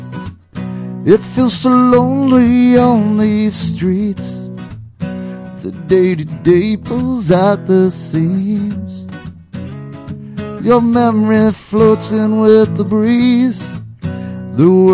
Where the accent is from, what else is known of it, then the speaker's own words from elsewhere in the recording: Hallock, Minnesota, United States; moved away; Curt and I flew up to my hometown